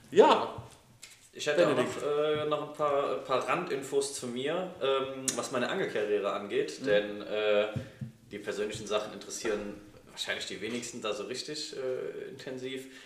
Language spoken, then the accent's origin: German; Schophoven, North Rhine-Westphalia, Germany; Also ich wohne immer noch im selben Ort, ah. äh, wo ich groß geworden bin, in Schophoven.